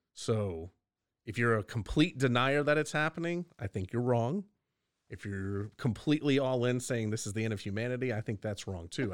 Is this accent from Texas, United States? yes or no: yes; Texas, United States; being a Texan